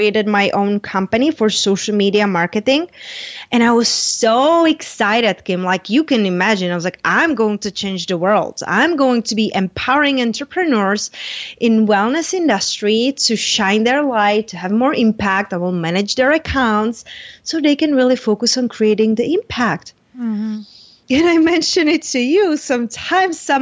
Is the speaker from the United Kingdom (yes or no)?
no; Czechia; moved away as an adult; now in United States; I moved from Czech Republic when I was 21